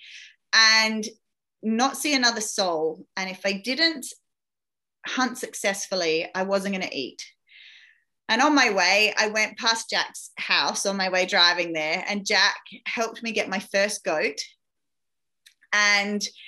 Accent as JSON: {"language": "English", "country": "Australia", "tie": "born or raised there", "said": "I grew up in that outback area. So that was my hometown from being a very young child."}